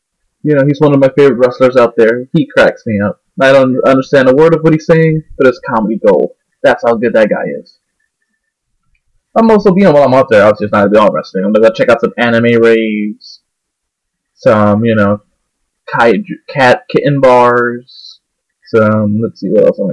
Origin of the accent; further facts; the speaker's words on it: New Jersey, United States; I'm from New Jersey